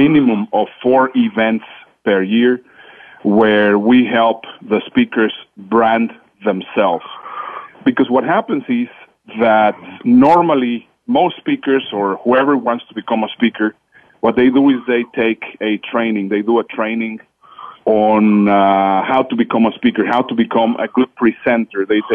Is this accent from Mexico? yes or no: yes; Mexico; English is a second language; moved away; also born or lived in Netherlands; you will hear in my accent, English is not my first language. I was born in Mexico. I am a Dutch citizen